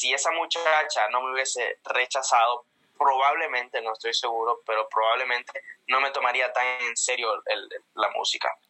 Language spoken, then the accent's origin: Spanish; Comayagua, Honduras; accent: Honduran; moved away as an adult; also born or lived in Tegucigalpa, Honduras / Puerto Rico; now in United States; yo nací en la capital, en Tegucigalpa. Ah. Nací, pero me en un pueblito que se llama Taurabé, en el departamento de Comayagua. Me crié ahí